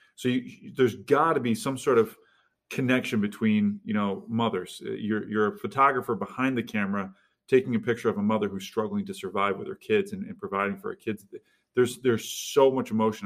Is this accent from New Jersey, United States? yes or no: no; Utica, New York, United States; I'm from the Utica area